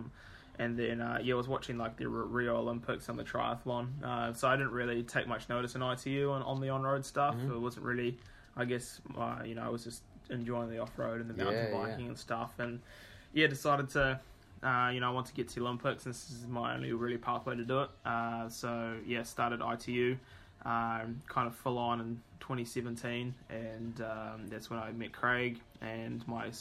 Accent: Whakatane, Bay of Plenty, New Zealand; also born or lived in Taupo; I was born in Taupo, but did all my growing up as a kid in Whakatane

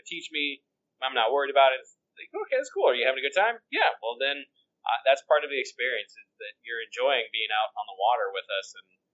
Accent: Colorado, United States; I grew up in Colorado

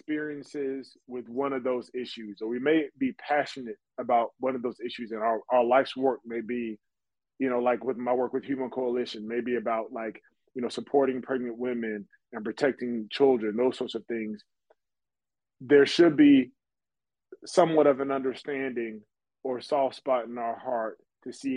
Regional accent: United States; because I'm American.

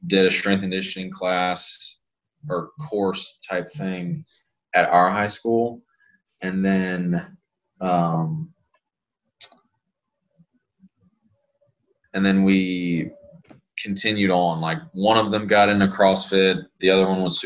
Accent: Lafayette, Louisiana, United States; So I grew up in Lafayette. That's where I'm from. That's where I was born and raised.

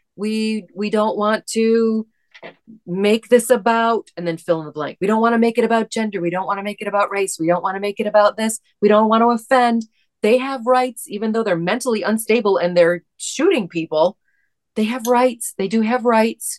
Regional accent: East Lansing, Michigan, United States; there was a situation in my hometown

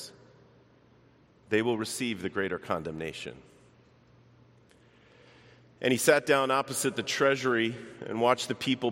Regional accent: Baltimore, Maryland, United States; moved away as an adult; now in Chicago, United States; I grew up in Baltimore. I only lived there about 18 years or so of my life

